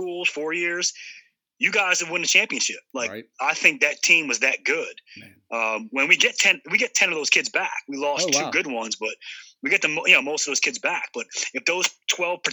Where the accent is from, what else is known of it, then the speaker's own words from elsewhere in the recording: New Jersey, United States; I'm a Northeast guy, born and raised in New Jersey.